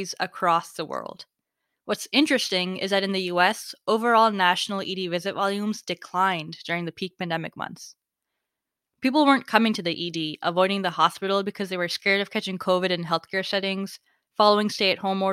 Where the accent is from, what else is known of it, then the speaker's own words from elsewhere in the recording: Virginia, United States; my home state of Virginia